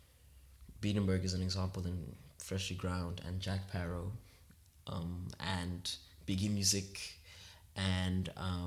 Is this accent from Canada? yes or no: no; Rondebosch, Western Cape, South Africa; I grew up in the middle class environment. Mm. I grew up in Rondebosch